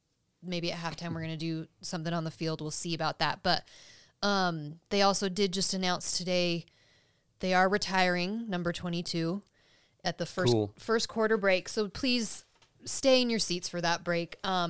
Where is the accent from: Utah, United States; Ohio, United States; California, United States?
Utah, United States; accent: Utah; My Utah accent. Mountain Dew.